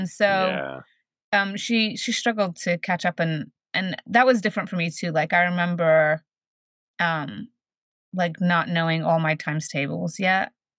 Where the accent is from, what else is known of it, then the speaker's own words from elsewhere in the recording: New Jersey, United States; also born or lived in Sheffield, England; when we moved to the States, we moved to New Jersey. And I grew up in New Jersey until I graduated high school.